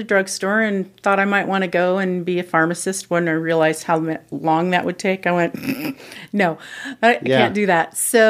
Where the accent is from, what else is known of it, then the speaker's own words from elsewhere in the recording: Mansfield, Ohio, United States; I am from Mansfield, Ohio.